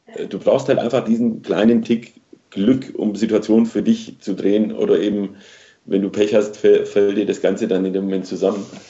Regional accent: near Stuttgart, Baden-Württemberg, Germany; ich bin in, in, in der Nähe von Stuttgart groß geworden

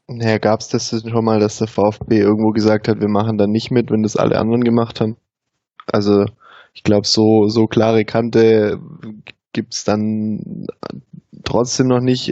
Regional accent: Baden-Württemberg, Germany; bei uns im Süden, in Baden-Württemberg

